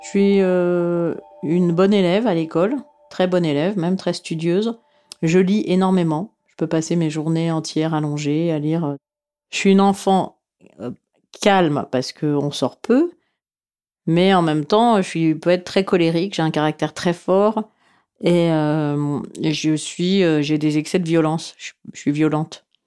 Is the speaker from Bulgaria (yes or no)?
yes; Sofia, Sofia City, Bulgaria; Je suis née à Sofia, en Bulgarie